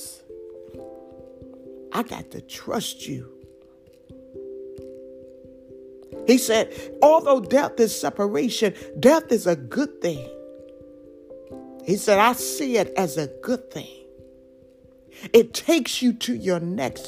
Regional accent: Detroit, Michigan, United States; I'm from Detroit City

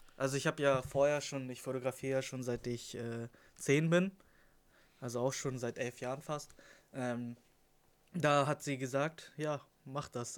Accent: Lüneburg, Lower Saxony, Germany; 21 Jahre alt, komme aus dem schönen Lüneburg

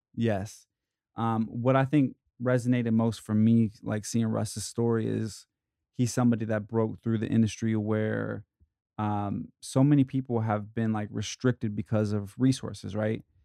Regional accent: Ohio, United States; moved away as an adult; now in Los Angeles, United States; I was raised in Ohio

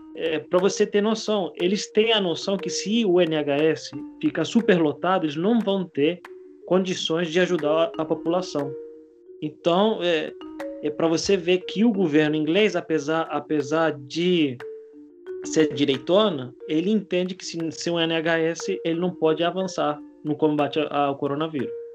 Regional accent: Spain; now in Brazil; eu, eu sou espanhol

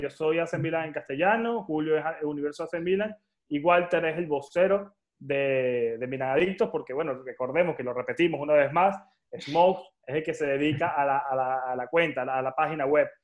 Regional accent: Venezuela; moved away as an adult; now in Madrid, Spain; Yo soy de Venezuela, yo tengo 29 años y vivo en España.

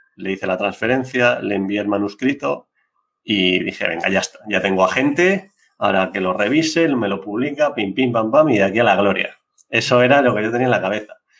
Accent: Biscay, Basque Country, Spain; mi pueblo, allí en Vizcaya

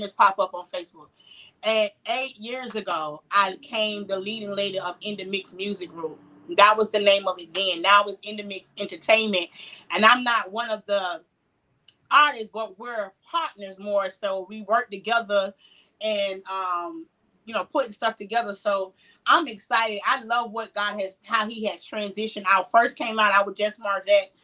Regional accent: Jacksonville, Florida, United States; I am born and raised in Jacksonville. Duval County

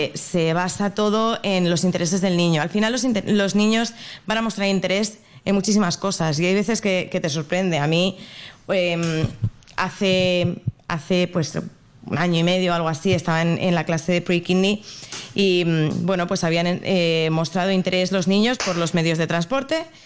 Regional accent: Madrid, Community of Madrid, Spain; moved away as an adult; now in Brisbane, Australia; yo soy de Madrid, y pues mi pareja y yo decidimos venirnos a Australia

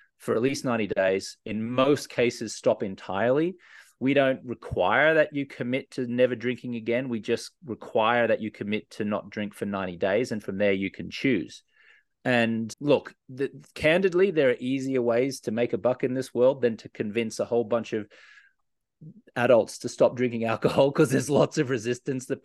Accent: Australia; I was a socially acceptable drinker for many years growing up in Australia

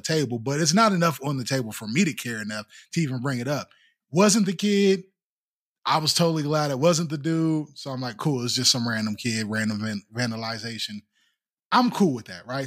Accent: East Haven, Connecticut, United States; I grew up in East Haven

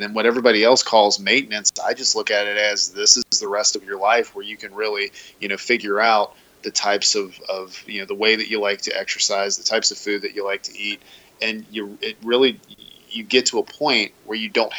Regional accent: greater Cincinnati, Kentucky, United States; I was born and raised in the greater Cincinnati, northern Kentucky area

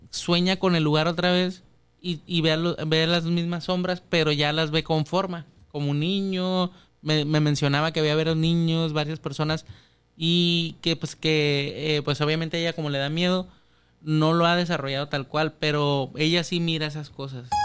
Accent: Chile; Yo eh, soy de Chile, yo te sigo el rollo.

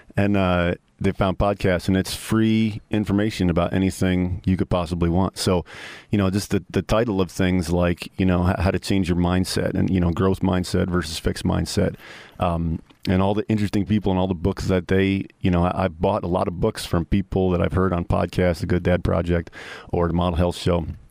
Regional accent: New York, United States; moved away as an adult; I'm the New Yorker

